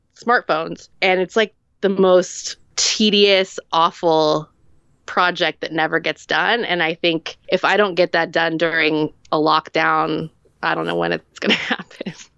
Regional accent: hometown near Santa Cruz, California, United States; The, the drive-in theater in, in my hometown that was closed in the early eighties.

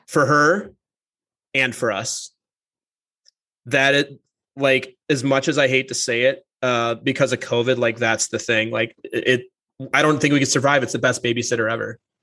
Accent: St. Paul, Minnesota, United States; I grew up in the Twin Cities. I grew up in a suburb of St. Paul

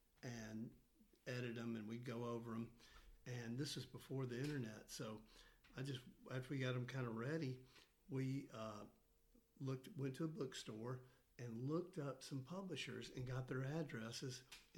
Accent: Memphis, Tennessee, United States; now in Johnson City, United States; I grew up in Memphis, Tennessee, and I lived in the same house my whole life, typical kind of growing up. Then I went to the University of Tennessee

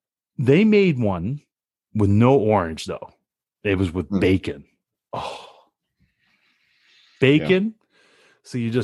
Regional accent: Canada; We're Canadian.

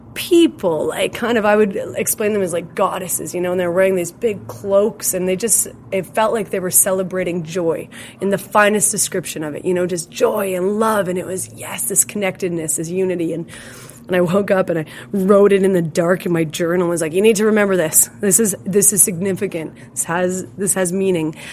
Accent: Hillmond, Saskatchewan, Canada; I grew up in Hillmond, well, which is a community about 35 kilometers northeast of here

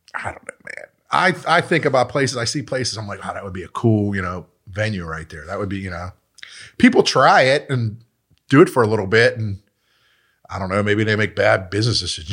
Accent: Pittsburgh, Pennsylvania, United States; I grew up in Mount Washington

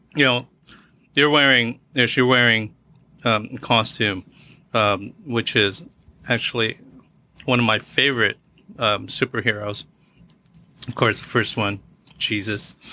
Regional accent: Philippines; I'm Filipino

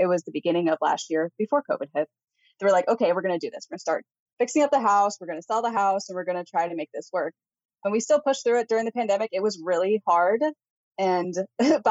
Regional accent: Missouri, United States; moved away as an adult; now in Pacific Northwest, United States; we are from Missouri and the house that we had there was actually hers originally.

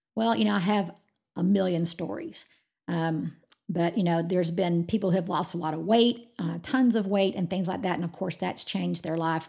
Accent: Georgia, United States; now in Amarillo, United States; I'm from Georgia

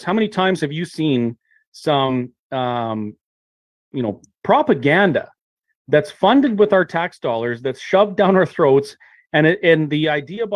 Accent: Kamloops, British Columbia, Canada; I grew up in Kamloops

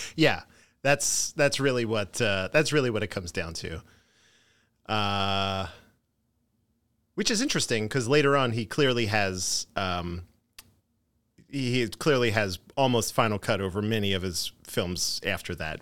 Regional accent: Philadelphia, Pennsylvania, United States; I grew up in Philadelphia

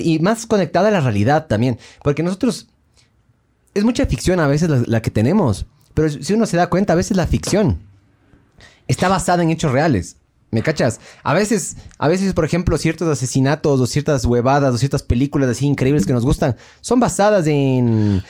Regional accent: Ecuador; de ecuatoriano

